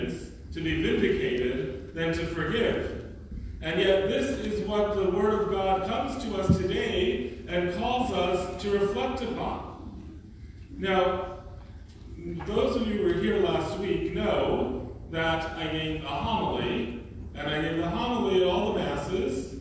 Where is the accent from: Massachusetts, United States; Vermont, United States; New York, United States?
New York, United States; I'm a New Yorker